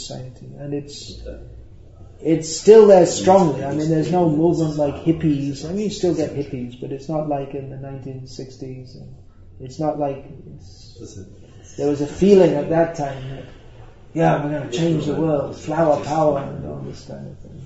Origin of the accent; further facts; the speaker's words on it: United Kingdom; I'm from Britain.